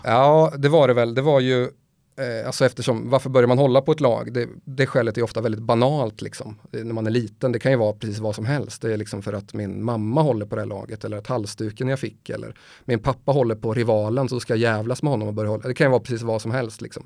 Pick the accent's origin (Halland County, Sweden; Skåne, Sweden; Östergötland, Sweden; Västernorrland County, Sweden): Östergötland, Sweden; Motala; moved away; also born or lived in Gothenburg / Stockholm; jag känner mig faktiskt hemma mest i Motala där jag kommer ifrån.